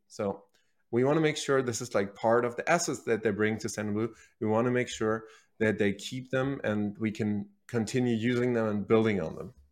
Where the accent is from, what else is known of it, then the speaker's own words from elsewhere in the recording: Berlin, Germany; moved away; originally, I'm from Germany, so I was born and raised in Berlin, the capital of Germany, and that's where I grew up, went to high school